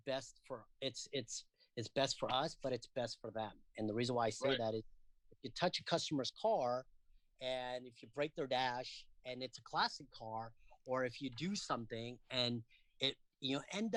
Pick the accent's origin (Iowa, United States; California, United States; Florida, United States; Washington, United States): California, United States; Castro Valley; I grew up in Castro Valley